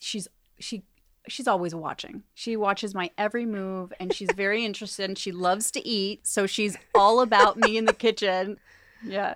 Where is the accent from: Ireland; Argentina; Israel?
Argentina; moved away; I was born in Argentina